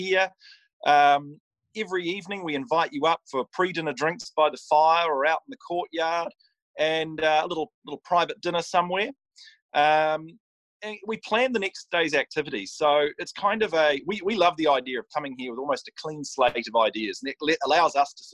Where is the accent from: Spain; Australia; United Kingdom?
Australia; now in New Zealand; as an Australian